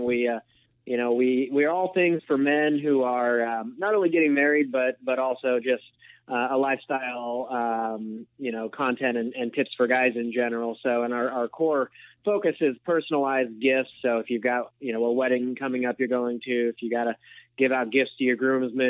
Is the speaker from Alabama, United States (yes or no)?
no; St. Louis, Missouri, United States; moved away as an adult; also born or lived in Los Angeles, California; now in Overland Park, Kansas, United States; I grew up in the St. Louis area, so spent about 8 years in LA, and now back in the Midwest